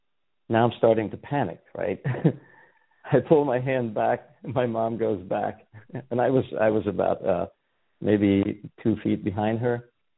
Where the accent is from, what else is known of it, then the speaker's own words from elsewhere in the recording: Serbia; moved away as an adult; I was born and raised in Yugoslavia in a Hungarian family. That's where the weird name comes from. And I lived most of my life there up till the age of 26.